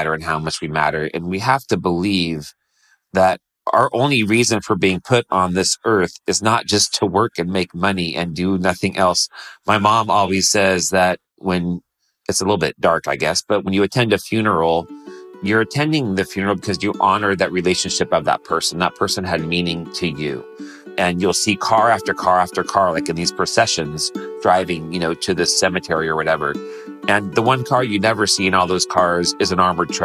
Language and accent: English; Modesto, California, United States; growing up in Modesto, California